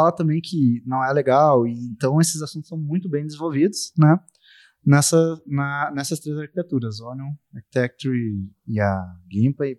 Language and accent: Portuguese; Rio Grande do Sul, Brazil; eu sou do Rio Grande do é. Sul, eu tô aqui em BH